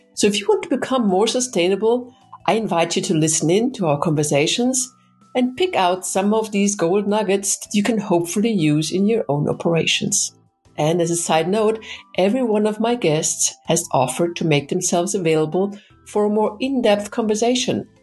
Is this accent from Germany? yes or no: no; Vienna, Austria; moved away; my hometown of beautiful Vienna, Austria